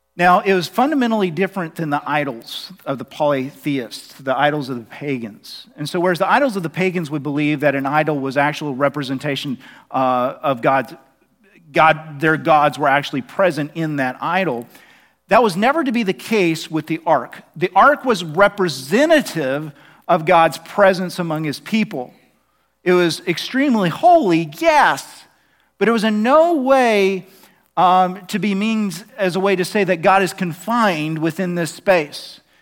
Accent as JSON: {"language": "English", "region": "Oklahoma", "country": "United States", "said": "I'm from Oklahoma"}